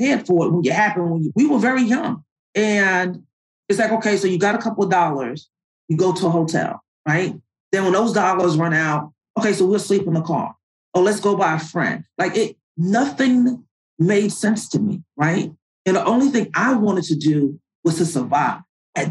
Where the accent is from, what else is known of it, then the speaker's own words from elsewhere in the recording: New York, United States; moved away as an adult; also born or lived in Annapolis, Maryland; I'm from New York